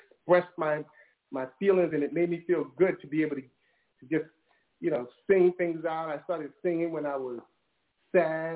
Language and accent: English; New York City, New York, United States; I grew up in Brooklyn in the hood